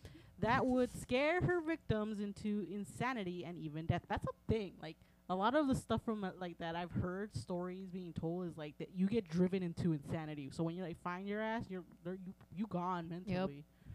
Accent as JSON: {"language": "English", "country": "United States", "said": "I'm American."}